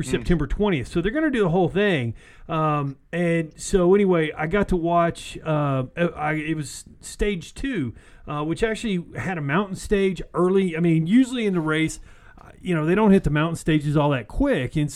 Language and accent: English; Texas, United States; he is from Texas, and we are from Texas.